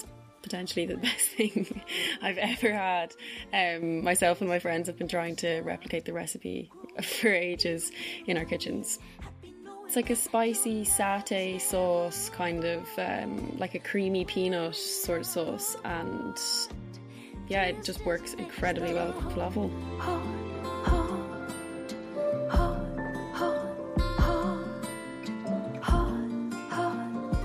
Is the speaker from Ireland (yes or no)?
yes; Ireland; now in Berlin, Germany; I am an Irish sound artist, currently based in Berlin